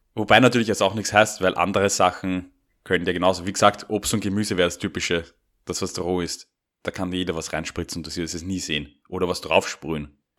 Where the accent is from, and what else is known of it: Austria